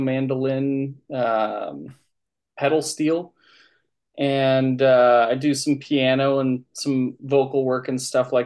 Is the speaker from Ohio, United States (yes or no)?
no; Northfield, Minnesota, United States; also born or lived in Nerstrand, Minnesota / Winona, Minnesota / Rochester, Minnesota / Byron, Minnesota; I'm from Minnesota, specifically like southeastern Minnesota area. Grew up in Northfield and Nurse Strand